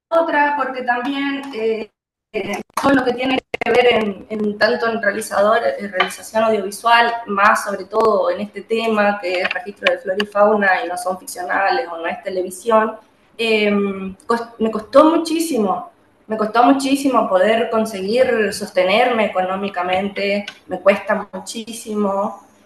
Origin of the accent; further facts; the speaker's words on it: Juan José Castelli, Chaco, Argentina; soy de Juan José Castelli, eh, un pueblo que hoy ya es ciudad, que está ubicado en la provincia del Chaco, en el norte argentino